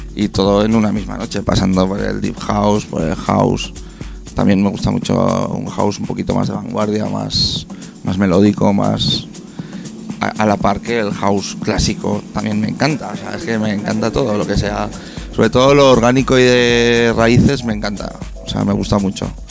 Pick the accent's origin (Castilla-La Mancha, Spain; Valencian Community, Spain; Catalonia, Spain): Valencian Community, Spain; Peñíscola; yo soy de Peñíscola